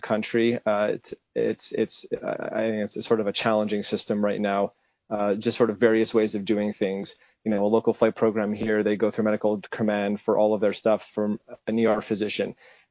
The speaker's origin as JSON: {"language": "English", "town": "Montreal", "region": "Quebec", "country": "Canada", "tie": "born or raised there", "moved": "as an adult", "lives_now": "United States", "said": "I grew up in Montreal in Canada."}